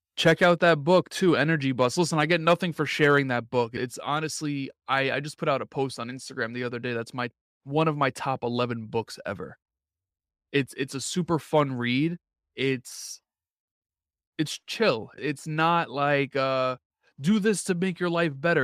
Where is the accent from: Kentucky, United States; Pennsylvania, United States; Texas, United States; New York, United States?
New York, United States; I'm from New York